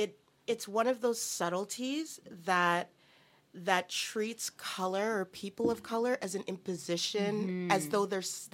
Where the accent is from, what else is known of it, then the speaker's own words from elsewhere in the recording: Edmonton, Alberta, Canada; I'm from Edmonton.